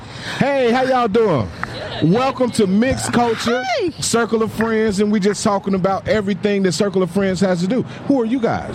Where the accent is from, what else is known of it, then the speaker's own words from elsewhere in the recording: Chicago, Illinois, United States; moved away as an adult; now in North Dakota, United States; I'm straight Chicago crazy, man.